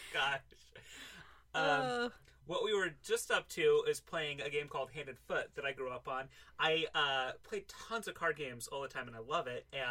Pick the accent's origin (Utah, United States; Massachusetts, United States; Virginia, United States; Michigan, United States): Utah, United States; moved away; I grew up in Utah